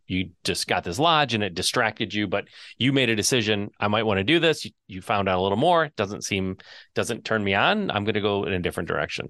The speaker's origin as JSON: {"language": "English", "region": "Southeast Michigan", "country": "United States", "tie": "born or raised there", "said": "Growing up in Michigan, Southeast Michigan"}